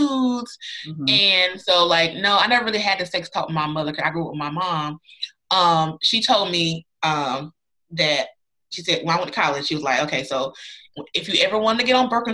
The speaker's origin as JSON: {"language": "English", "region": "North Carolina", "country": "United States", "said": "I'm from North Carolina"}